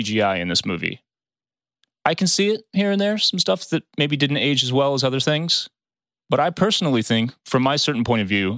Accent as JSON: {"language": "English", "town": "St. Louis", "region": "Missouri", "country": "United States", "tie": "born or raised there", "said": "my hometown of St. Louis, Missouri"}